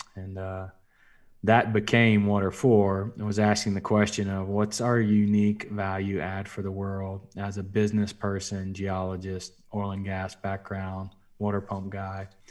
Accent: South Alabama, United States; now in Oklahoma City, United States; I'm from South Alabama. I grew up in a town of three thousand

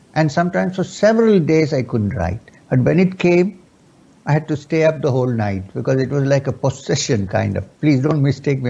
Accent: Kerala, India; first language Urdu; English is a second language; I was born and brought up in Kerala

